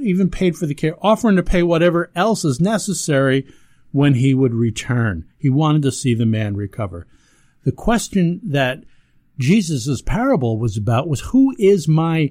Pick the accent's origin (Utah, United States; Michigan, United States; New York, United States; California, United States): New York, United States; Ellenville; I grew up down in Ellenville, New York